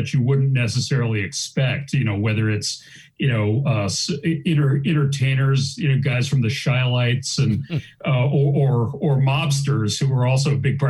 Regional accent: Ann Arbor, Michigan, United States; I grew up in Ann Arbor, Michigan

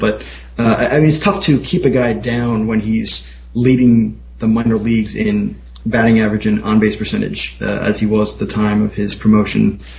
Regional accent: Long Island, New York, United States; accent: Long Island; my Long Island accent

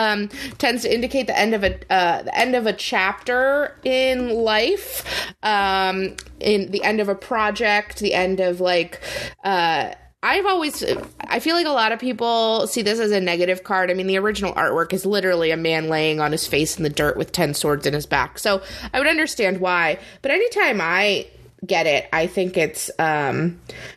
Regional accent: Arizona, United States; I grew up in Arizona

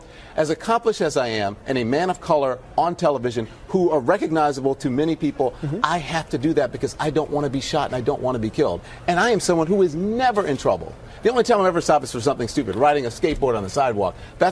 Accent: United States; Now, I am an American.

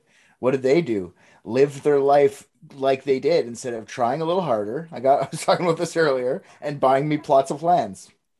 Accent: Canada

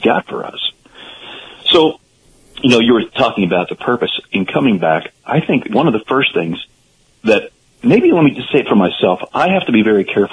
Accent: Pennsylvania, United States; I grew up in Pennsylvania

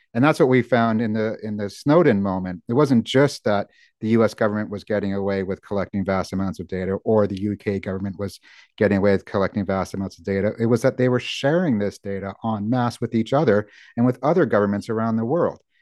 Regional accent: United States; now in United Kingdom; as an American

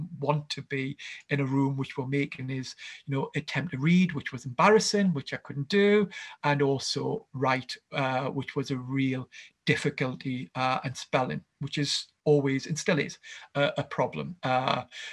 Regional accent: Gateshead, North East England, United Kingdom; I grew up in a town called Gateshead, which is just next to Newcastle.

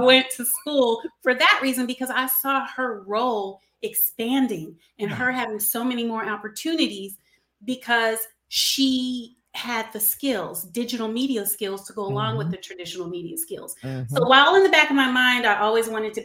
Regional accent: Los Angeles, California, United States; I was born in Los Angeles, California

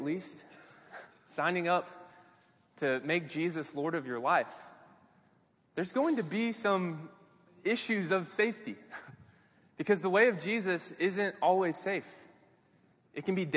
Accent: Kansas City, United States; moved away as an adult; also born or lived in Arkansas; I grew up in Kansas City

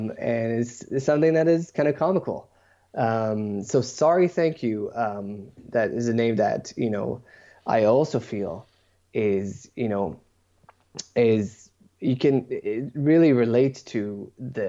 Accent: Israel; now in Toronto, Canada; I was born and raised in Israel

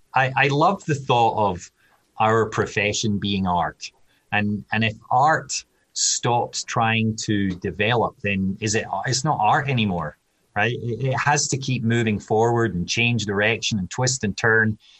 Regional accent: Scotland, United Kingdom; moved away as an adult; now in United States; I'm Scottish

